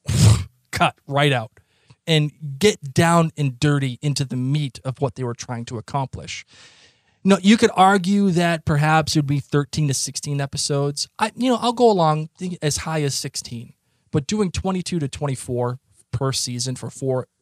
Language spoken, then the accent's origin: English; Boston, Massachusetts, United States; accent: thick Boston; my thickest Boston accent